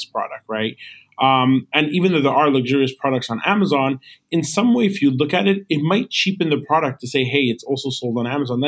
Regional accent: New York, United States; also born or lived in Los Angeles; So I was born and raised in New York. I went to school, I did everything here

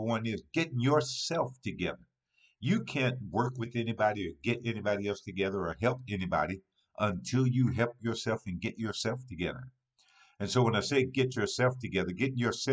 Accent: Hopkinsville, Kentucky, United States; my hometown. On this past weekend, Hopkinsville, Kentucky

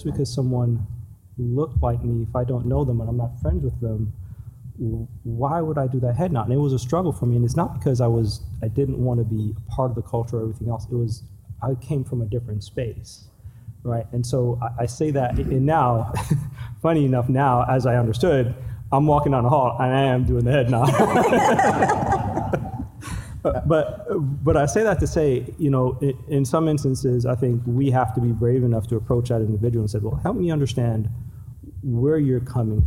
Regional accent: New York, United States; also born or lived in Jamaica; I grew up in New York. First part of my life, I grew up in Jamaica

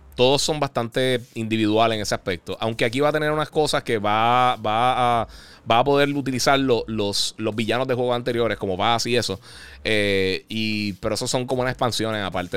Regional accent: Puerto Rico; yo soy de Puerto Rico

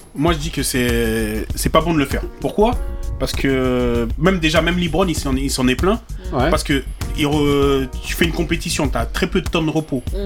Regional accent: Cameroon; now in Paris, France; Je te parle en tant que Camerounais

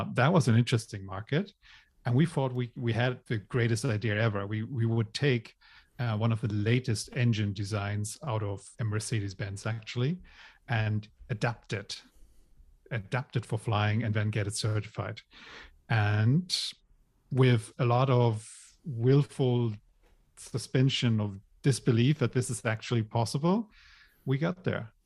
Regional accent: Germany; moved away as an adult; also born or lived in Hong Kong / Ireland; I grew up in Germany

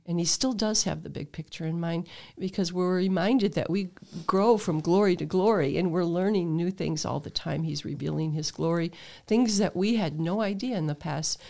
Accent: Toledo, Ohio, United States; I was born in Toledo, but, um, in the Sloane area

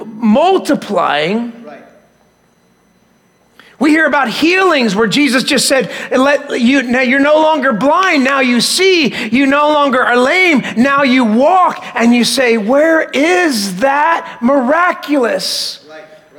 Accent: Philadelphia, Pennsylvania, United States; I grew up in Philadelphia, and so that's where we lived right after we got married in that area

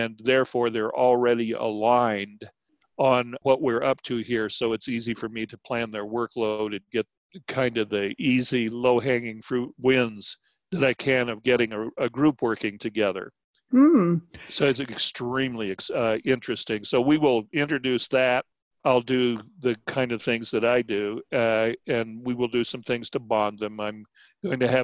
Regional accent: Albuquerque, New Mexico, United States; also born or lived in Texas / Navajo and Hopi villages; we moved to Albuquerque to go to school

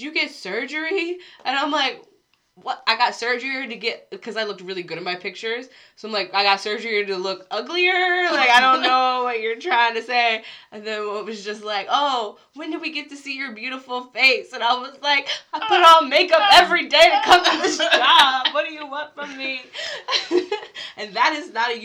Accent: Harrisburg, Pennsylvania, United States; moved away as an adult; now in South Korea; I've grown up around so many different cultures, Spanish speakers, Vietnamese speakers, Korean speakers. Where I grew up in Pennsylvania was just like very diverse.

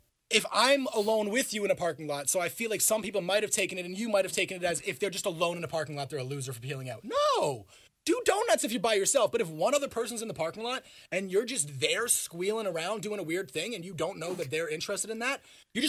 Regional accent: Bromsgrove, West Midlands, United Kingdom; I grew up on Bromsgrove, like, and that's where I've lived, and I lived on Bromsgrove for 20 years

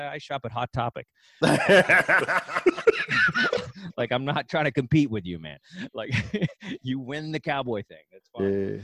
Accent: Texas, United States; I'm from Texas

